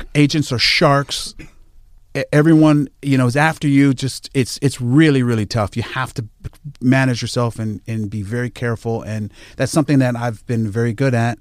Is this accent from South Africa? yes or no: no; Jamaica; I'm a Jamaican.